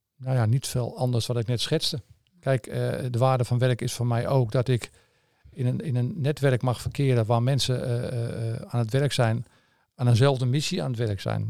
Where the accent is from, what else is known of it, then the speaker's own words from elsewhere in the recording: Amsterdam, North Holland, Netherlands; accent: Amsterdam; moved away; je hoort een beetje aan mijn accent, denk ik, dat het in Amsterdam eh, in zit